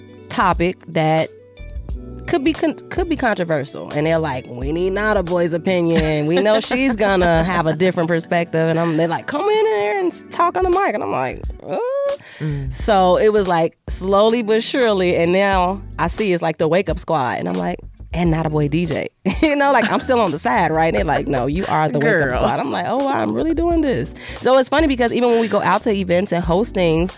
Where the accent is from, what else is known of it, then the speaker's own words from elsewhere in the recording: Chicago, Illinois, United States; Chicago, Southside